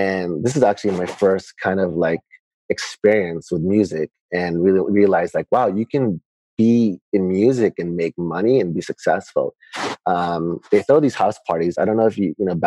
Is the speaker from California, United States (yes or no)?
yes; Long Beach, California, United States; born or raised there; also born or lived in Manila, Philippines; now in Philippines